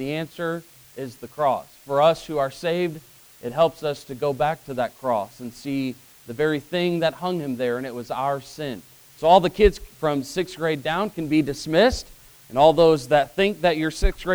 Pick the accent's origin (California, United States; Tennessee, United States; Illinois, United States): Illinois, United States; Growing up in Illinois, I had three older brothers, so I was the youngest.